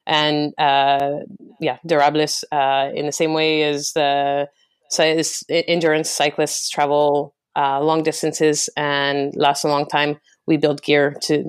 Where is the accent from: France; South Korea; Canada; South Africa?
Canada; Calgary, Alberta; now in London, United Kingdom; Born and raised in Calgary, Canada. But I've lived in London for the last 6 years.